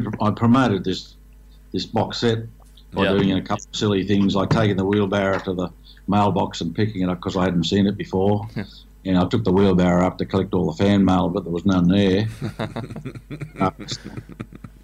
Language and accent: English; Victoria, Australia; moved away; also born or lived in Croppa Creek; I was born in Victoria